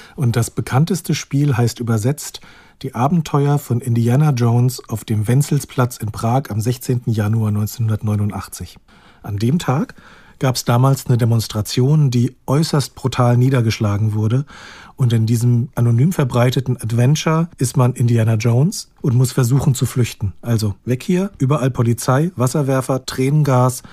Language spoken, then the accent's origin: German; near Frankfurt, Hesse, Germany; Ich bin ja in der Nähe von Frankfurt aufgewachsen